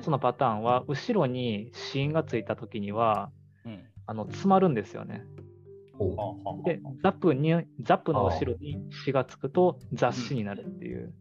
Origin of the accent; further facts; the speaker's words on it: Osaka, Japan; accent: Osaka dialect; first language Japanese; 大阪生まれ、大阪育ちで、僕も大阪弁っていう感じですね